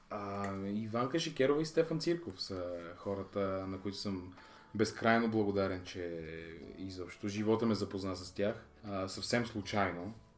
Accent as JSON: {"language": "Bulgarian", "town": "Ivaylovgrad", "region": "Haskovo Province", "country": "Bulgaria", "tie": "born or raised there", "said": "аз съм роден в Хасково, израснал съм в Ивайловград, едно малко, красиво и спокойно градче."}